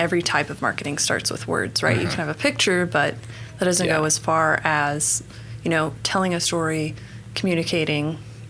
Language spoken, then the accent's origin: English; Broken Arrow, Oklahoma, United States; moved away as an adult; also born or lived in Santa Fe, New Mexico / Georgia; spent most of my life, though, in Broken Arrow. Okay. So grew up there. I moved to Georgia and was there for about 11 years. Mm-hmm. And moved back to Oklahoma in 2014. And I've been in Oklahoma City since, I think, late 2017.